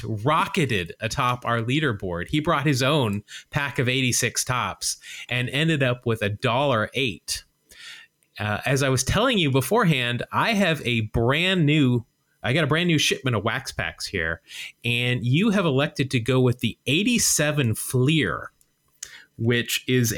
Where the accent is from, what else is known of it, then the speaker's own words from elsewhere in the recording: Utah, United States; I grew up in Utah